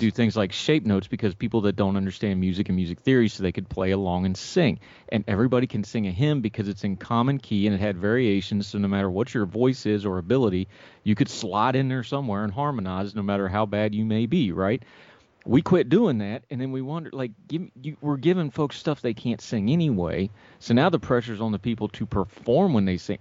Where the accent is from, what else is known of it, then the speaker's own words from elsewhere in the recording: West Virginia, United States; My home state of West Virginia